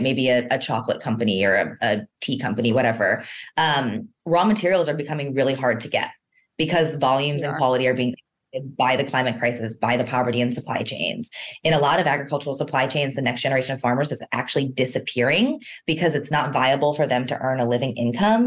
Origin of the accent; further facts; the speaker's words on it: East Coast, United States; moved away; although I'm originally from the East Coast, I'm definitely a West Coaster at heart